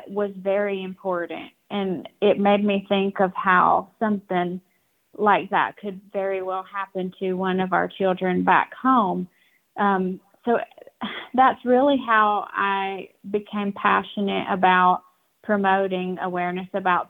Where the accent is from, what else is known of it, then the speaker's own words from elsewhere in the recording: Cherokee, North Carolina, United States; I'm from Cherokee, North Carolina